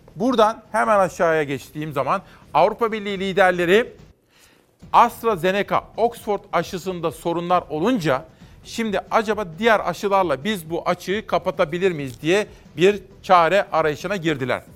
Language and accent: Turkish; Kütahya, Turkey; Kütahya. Benim memleketimde